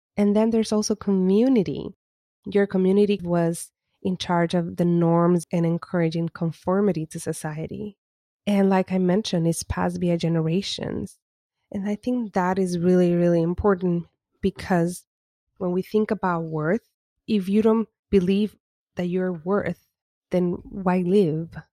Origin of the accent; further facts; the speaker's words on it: Puerto Rico; as an Afro Latina that was born and raised in Puerto Rico